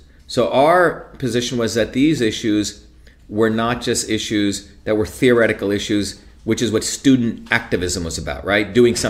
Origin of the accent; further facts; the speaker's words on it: India; also born or lived in Paterson, United States / Newark, United States; and I came from villages in India and I'd seen poverty all over Bombay and I came from Paterson and Newark.